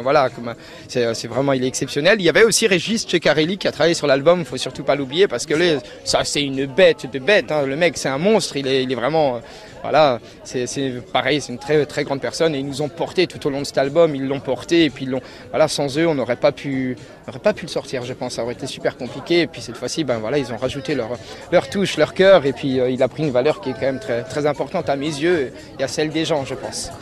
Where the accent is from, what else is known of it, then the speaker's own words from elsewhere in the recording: Alsace, Grand Est, France; je suis d'Alsace.